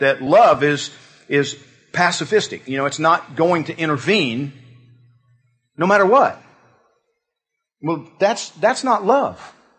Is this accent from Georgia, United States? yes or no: yes; Georgia, United States; moved away; I'm from Georgia.